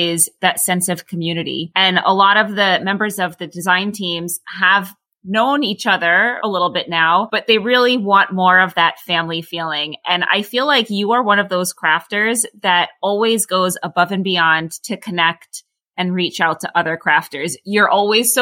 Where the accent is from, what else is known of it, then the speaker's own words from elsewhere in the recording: United States; as an American